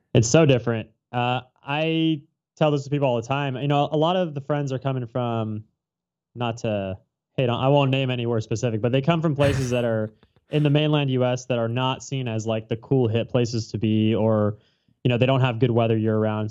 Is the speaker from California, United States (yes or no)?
yes; Orange County, Southern California, United States; moved away as an adult; now in Hawaii, United States; I'm from Southern California, Orange County, to be specific